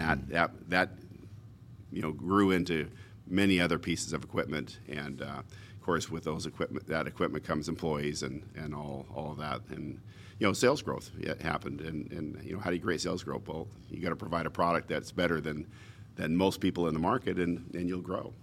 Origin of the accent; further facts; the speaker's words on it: Portland, Oregon, United States; I was born in Portland.